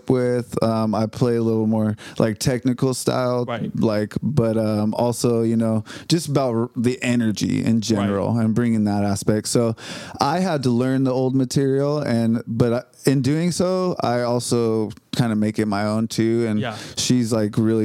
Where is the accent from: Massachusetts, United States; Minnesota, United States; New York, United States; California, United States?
California, United States; Visalia; moved away as an adult; now in Nashville, United States; I used to work at a music school back in Visalia, California, my hometown